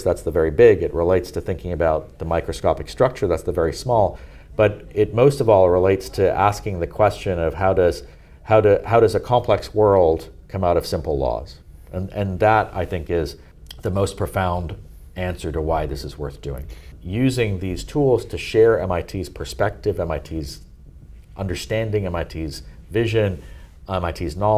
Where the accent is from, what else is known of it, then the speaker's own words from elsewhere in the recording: Toronto, Ontario, Canada; also born or lived in Munich, Germany; I grew up in Toronto, Canada